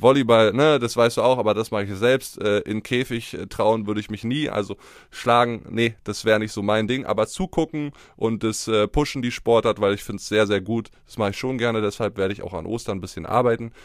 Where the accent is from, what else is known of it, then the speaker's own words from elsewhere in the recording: Germany; als Deutscher